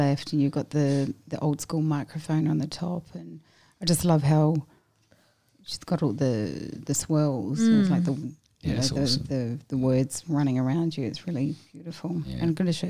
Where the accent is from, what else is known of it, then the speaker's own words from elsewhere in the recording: Adelaide, South Australia, Australia; Coming from Adelaide, because I've got a different accent.